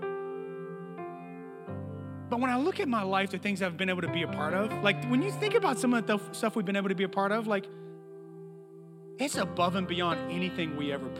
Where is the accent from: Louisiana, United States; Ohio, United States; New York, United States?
Louisiana, United States; Bogalusa; I was born in Bogalusa, Louisiana.